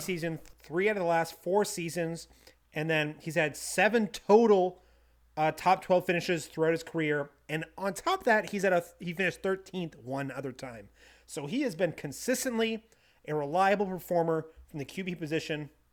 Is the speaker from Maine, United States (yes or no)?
yes; Bangor, Maine, United States; from Bangor, Maine, my hometown